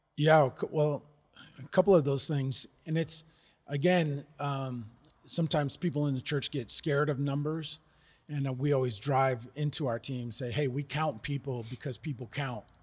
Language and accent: English; United States; moved away as an adult; now in South Africa; We're originally from the United States